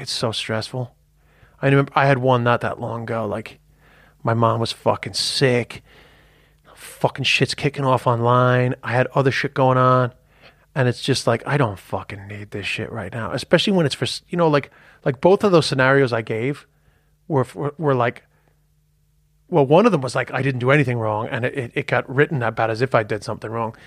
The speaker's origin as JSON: {"language": "English", "country": "United States", "also_born_or_lived": "Ireland", "moved": "yes", "said": "being a fucking yank"}